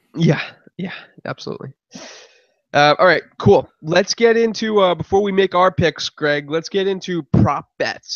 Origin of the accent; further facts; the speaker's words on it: New England, United States; my hometown Pats